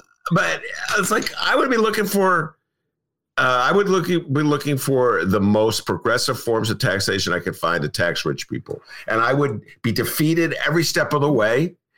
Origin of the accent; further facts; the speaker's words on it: Evanston, Illinois, United States; accent: downstate; mayor of my hometown.